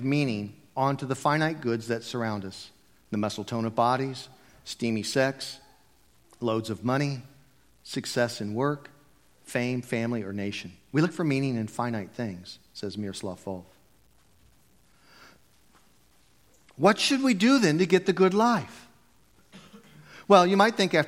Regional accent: United States; I'm a Christian because I was raised in America in a Christian home.

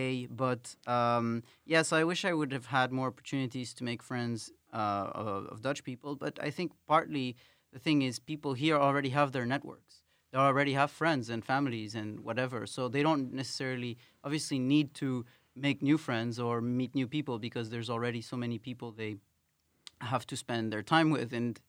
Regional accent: Quito, Pichincha, Ecuador; Like I come from Latin America, and there usually we have a culture where people, the foreigners, there are so few of them. Well, I mean there are a lot. Ecuador, especially Quito, is a very diverse city

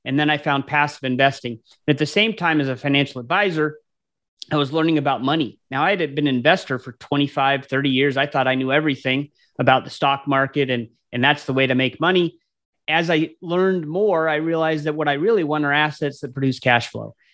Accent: Anchorage, Alaska, United States; now in Columbus, United States; I grew up in Anchorage, Alaska, but I ended up uh, coming to Columbus, Ohio, where I, where I live now.

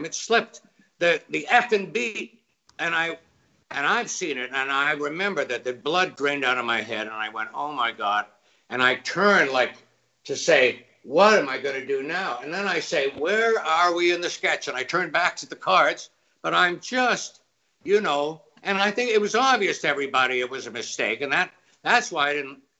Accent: Canada; as a Canadian

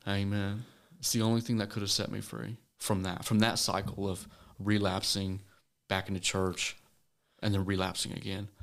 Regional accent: Pleasant Hill, Missouri, United States; I'm from a small town called Pleasant Hill, Missouri. Um, you probably tell it by my accent, but, and my dad's from Tennessee, so I got a blend of both worlds.

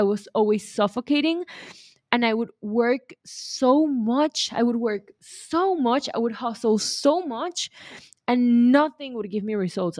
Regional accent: Venezuela; I'm from Venezuela

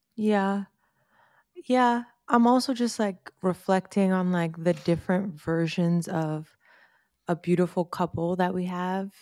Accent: New York, United States; we're from New York

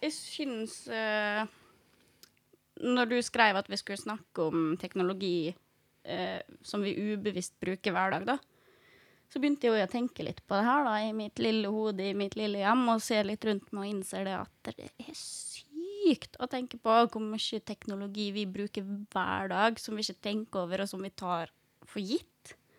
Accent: Fræna, Møre og Romsdal, Norway; født og oppvokst i Fræna

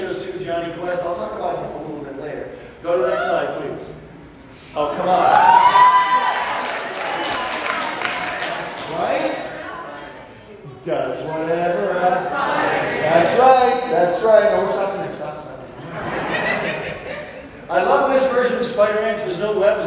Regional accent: Michigan, United States; moved away as an adult; I'm from Michigan, and I grew up in a magical era known as the 1970s.

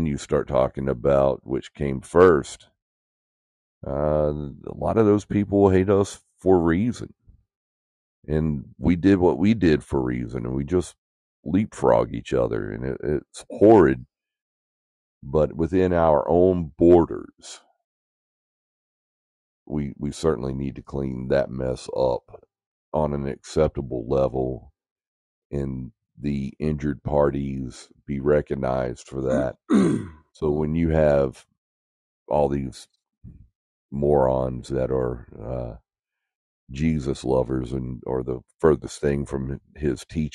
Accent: United States; as an American

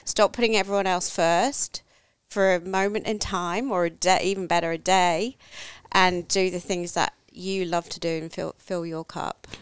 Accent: England, United Kingdom; now in Australia; I grew up in England, no, nowhere near the water

